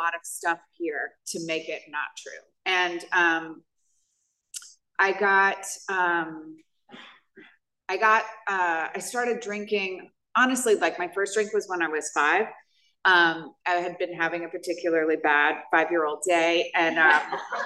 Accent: New York, United States; I grew up in New York.

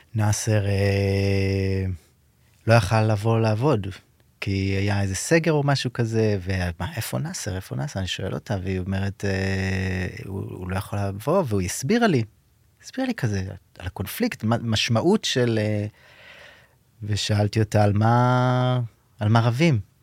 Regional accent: Be'eri, Southern District, Israel; also born or lived in Kibbutz Gezer / Jerusalem; אני נולדתי בקיבוץ גזר, ומאוד מהר, גיל שנתיים, עברנו לקיבוץ בארי, שם גדלתי

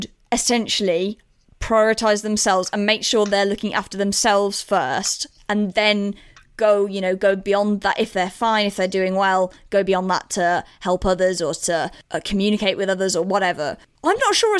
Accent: England, United Kingdom; as English people

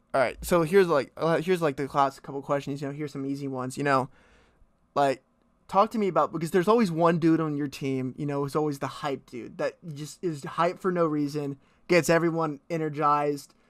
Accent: Fort Worth, Texas, United States; I grew up in Fort Worth

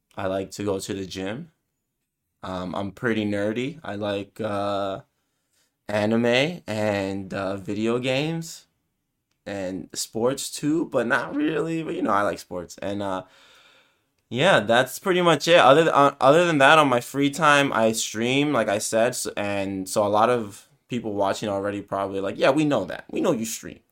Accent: New York City, New York, United States; I'm from New York

